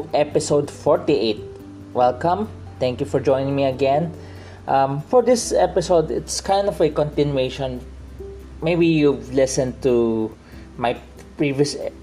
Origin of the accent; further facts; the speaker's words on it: Philippines; my dad is a probably second or third generation Chinese here in the Philippines. My mom came from China. So, but I am a Filipino